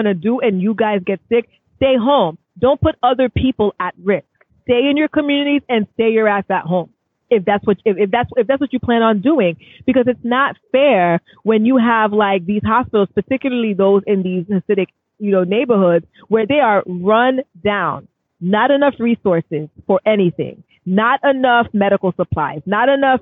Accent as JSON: {"language": "English", "town": "New York City", "region": "New York", "country": "United States", "said": "as a New Yorker"}